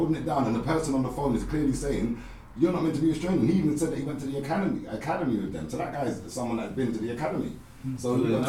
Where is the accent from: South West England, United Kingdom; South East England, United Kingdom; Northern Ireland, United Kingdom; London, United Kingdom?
South East England, United Kingdom; Kent; I grew up in Kent.